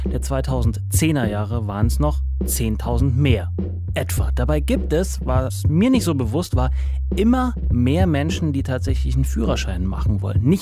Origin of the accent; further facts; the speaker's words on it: Berlin, Germany; ich komme auch aus Neukölln.